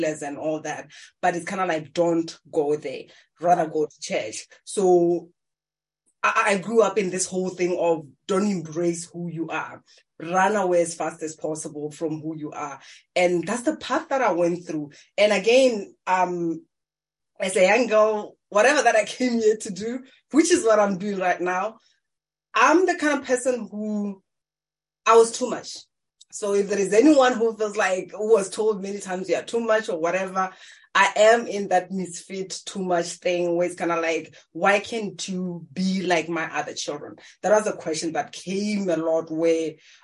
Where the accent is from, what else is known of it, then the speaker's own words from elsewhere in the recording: Maun, North-West District, Botswana; I was born in Africa in Maung. It's one of the tourist attraction places. But as a young girl, I just grew up in a farm